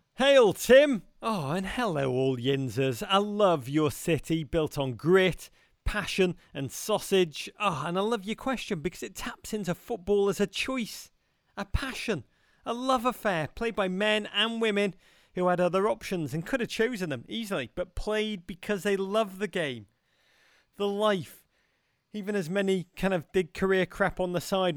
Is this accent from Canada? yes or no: no; Liverpool, North West England, United Kingdom; growing up in Liverpool in the nineteen eighties